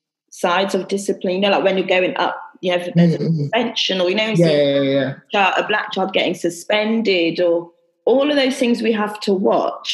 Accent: London, United Kingdom; moved away as an adult; I'm from London

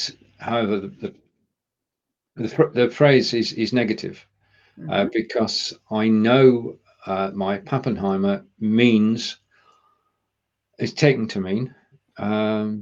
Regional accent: United Kingdom; I'm a Brit

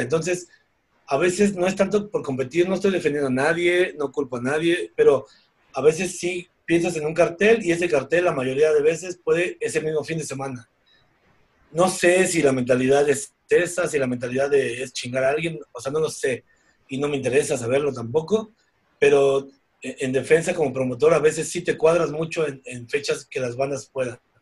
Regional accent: Mexico; Deberíamos agradecer como mexicanos

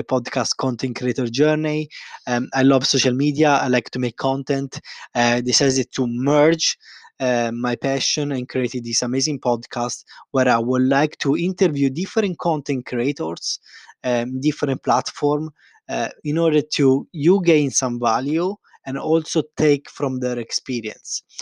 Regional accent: Italy; accent: Italian; English is a second language; I'm Italian, as you probably recognize from my accent

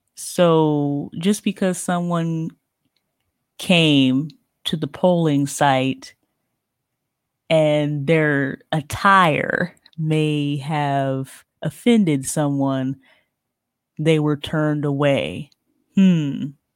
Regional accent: Columbiana County, Ohio, United States; I'm from Ohio. I'm from Columbiana Ho-, County, which borders Pennsylvania and West Virginia.

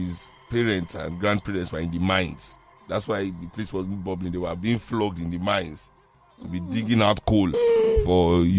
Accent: Nigeria; so I guess it's that kind of, being a Nigerian, there's no way you can.

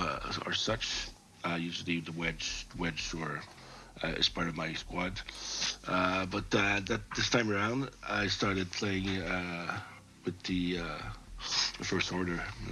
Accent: Quebec City, Quebec, Canada; I'm hailing from the East Coast, Quebec City, in Quebec province, of course.

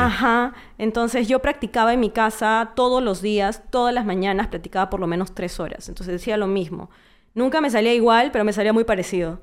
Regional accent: Trujillo, La Libertad, Peru; moved away as an adult; now in Lima, Peru; yo soy de Trujillo, tengo cinco años viviendo en Lima y pasé casi la mayoría de, tiempo en, Trujillo

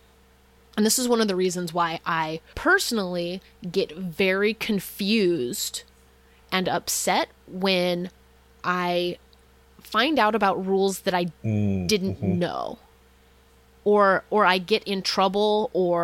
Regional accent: Utah, United States; So as a child, I grew up in Utah, very homogenous place

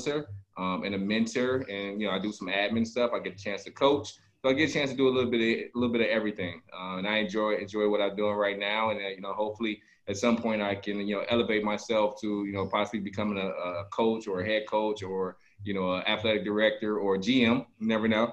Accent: Cleveland, Ohio, United States; I grew up in Cleveland

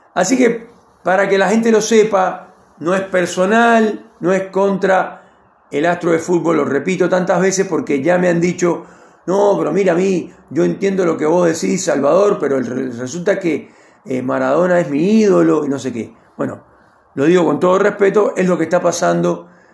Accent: Cuba; now in Argentina; nací en Cuba

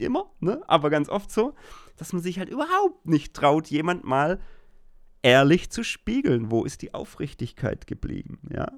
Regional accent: Germany; ich als Deutscher

